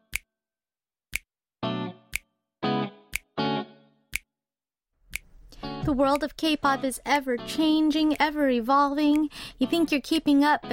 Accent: California, United States; now in South Korea; I'm from California

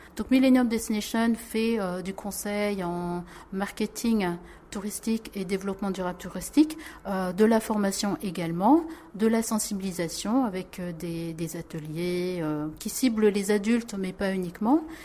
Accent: France; moved away as an adult; now in South Korea; je suis née en France

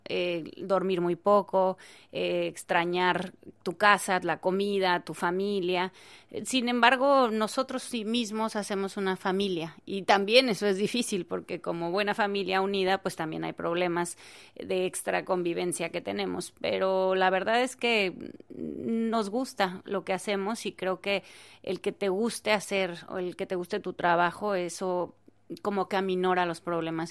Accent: Mexico; lo que somos como mexicanos, que somos alegres

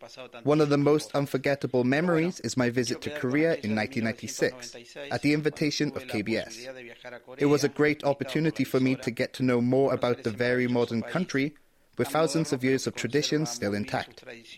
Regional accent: Rosario, Santa Fe, Argentina; I'm from Rosario, Argentina.

